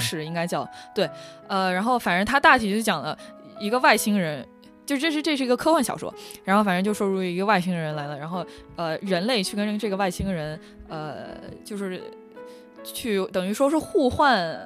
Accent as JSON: {"language": "Chinese", "region": "Shanghai", "country": "China", "tie": "born or raised there", "also_born_or_lived": "France", "first_language": "Mandarin", "moved": "as an adult", "said": "作为一个土生土长上海人"}